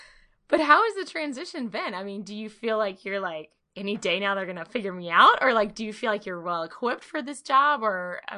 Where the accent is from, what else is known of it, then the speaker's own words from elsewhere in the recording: Mobile, Alabama, United States; Mobile, which is my hometown.